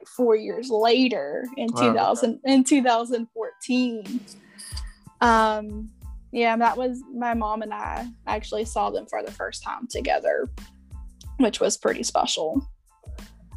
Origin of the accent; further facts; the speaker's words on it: North Carolina, United States; I am from North Carolina